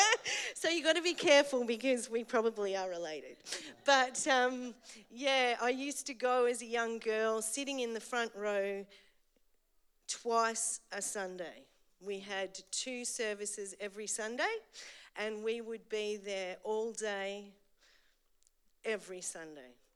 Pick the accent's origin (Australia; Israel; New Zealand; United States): Australia; Eltham, Victoria; I grew up in Eltham, so I'm an Eltham girl.